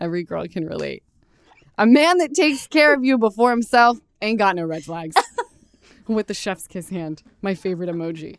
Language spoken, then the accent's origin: English; Utah, United States; I come from Utah